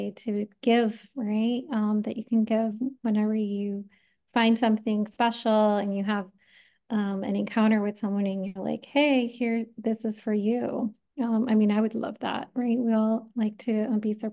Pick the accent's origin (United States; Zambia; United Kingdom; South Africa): United States; New York; moved away; I am originally from New York